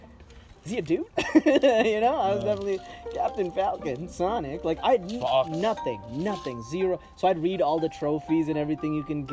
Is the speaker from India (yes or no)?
yes; India; moved away; Growing up in India